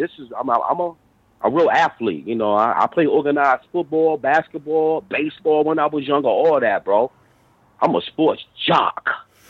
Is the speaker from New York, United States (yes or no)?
yes; New York, United States; born there; also born or lived in Virginia; I was born in New York, but I was always in and out, traveling, you know, my family. You know, they had a house down in Virginia.